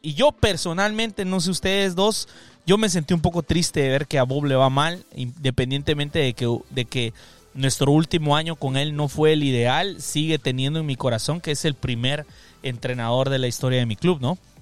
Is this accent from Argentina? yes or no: no; Guatemala; now in United States; soy centroamericano guatemalteco, pero que resido acá en los Estados Unidos.